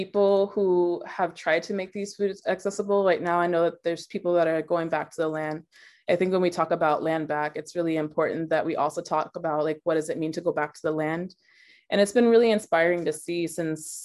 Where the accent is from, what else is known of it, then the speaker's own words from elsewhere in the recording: Dallas, Texas, United States; also born or lived in Chicago; now in Tulalip, United States; I grew up in Dallas, Texas, and I currently live on the Tulalip Reservation in Tulalip, Washington